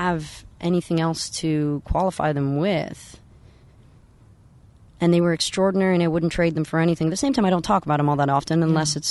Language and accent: English; San Francisco, California, United States; I was raised in San Francisco